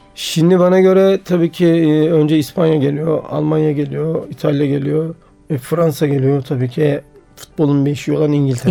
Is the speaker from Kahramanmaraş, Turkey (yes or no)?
no; Sivas, Sivas Province, Turkey; also born or lived in Eskişehir; ben Sivaslıyım.